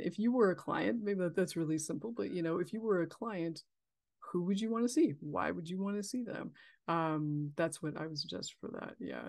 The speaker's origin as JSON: {"language": "English", "region": "California", "country": "United States", "said": "I'm from California"}